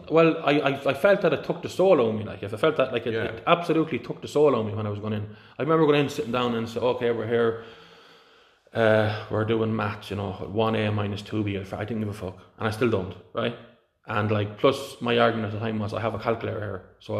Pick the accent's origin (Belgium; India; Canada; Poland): India; born there; Listen, if I was born in Pakistan, I wouldn't be learning about Jesus. I was born in India.